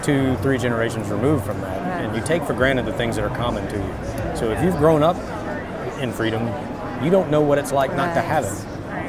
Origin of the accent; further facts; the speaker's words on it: Northeast Arkansas, United States; I'm originally from Northeast Arkansas and grew up kind of in the country